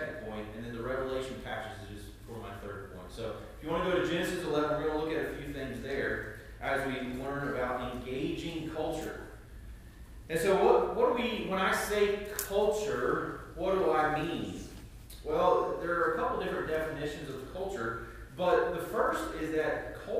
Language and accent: English; United States; also born or lived in Ireland; now in Batesburg-Leesville, United States